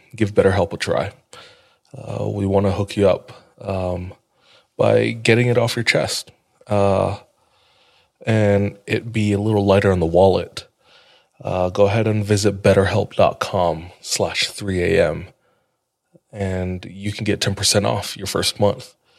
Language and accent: English; Hawaii, United States; now in Utah, United States; I'm from Hawaii